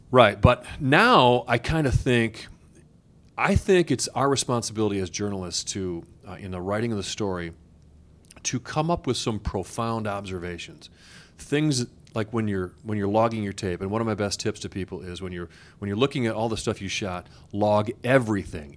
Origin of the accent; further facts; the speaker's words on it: Beloit, Wisconsin, United States; I'm from Beloit, Wisconsin, right on the border with Illinois